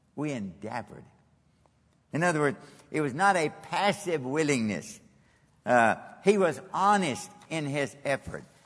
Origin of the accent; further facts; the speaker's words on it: Kentucky, United States; moved away as an adult; also born or lived in Japan; I'm from Kentucky